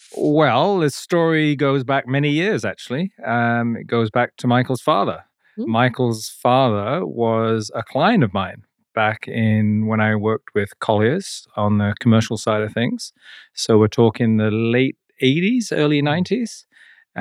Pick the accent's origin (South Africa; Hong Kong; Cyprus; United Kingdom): Hong Kong; moved away as an adult; also born or lived in Vancouver, Canada; now in Whistler, Canada; I grew up in Hong Kong